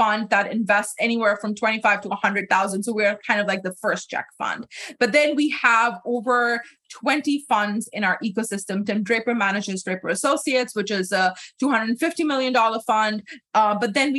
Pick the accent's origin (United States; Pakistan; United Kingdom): Pakistan; moved away; growing up in Pakistan